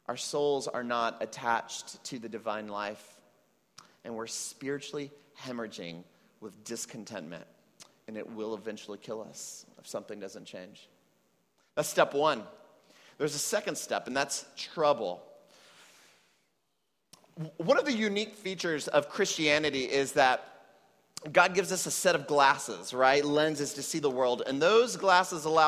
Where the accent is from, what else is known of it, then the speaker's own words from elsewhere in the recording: United States; now in Puerto Rico; I was raised in the United States to Mexican parents